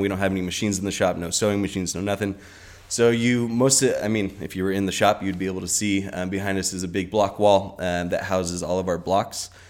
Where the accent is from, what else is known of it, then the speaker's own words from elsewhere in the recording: Orange County, California, United States; moved away as an adult; also born or lived in Colorado / Santa Barbara; now in Los Angeles, United States; I grew up in Orange County, and I was born in Colorado